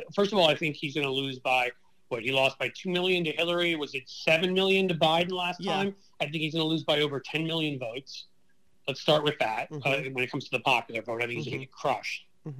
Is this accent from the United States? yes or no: yes; Ohio, United States; I think Ohio, my home state, is back in play.